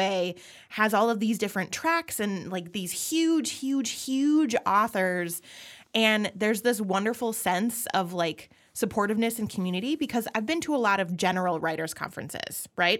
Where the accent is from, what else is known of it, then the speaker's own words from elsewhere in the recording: Minnesota, United States; I'm Minnesotan